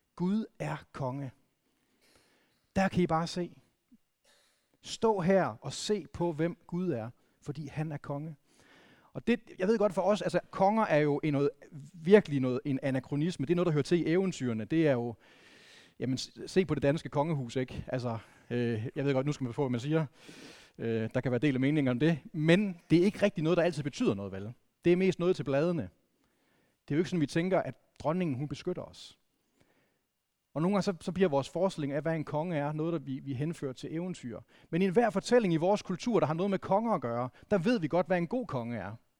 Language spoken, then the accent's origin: Danish; Vendsyssel, North Denmark Region, Denmark; jeg, jeg er vokset op i Vendsyssel